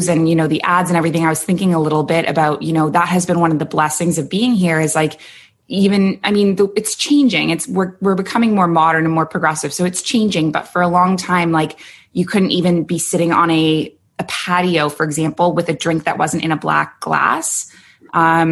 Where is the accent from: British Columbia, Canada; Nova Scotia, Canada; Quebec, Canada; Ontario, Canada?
Ontario, Canada; Toronto; moved away as an adult; also born or lived in Kuwait; now in Abu Dhabi, United Arab Emirates; So I'm from Toronto